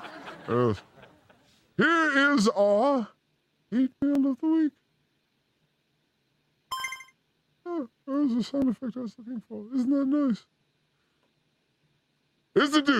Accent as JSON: {"language": "English", "region": "Oregon", "country": "United States", "tie": "born or raised there", "said": "I grew up in Oregon."}